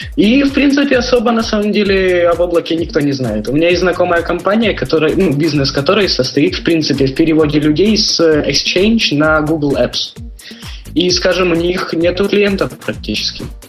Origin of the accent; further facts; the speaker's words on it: Ukraine; accent: Ukrainian; moved away as an adult; now in Spain; Я украинец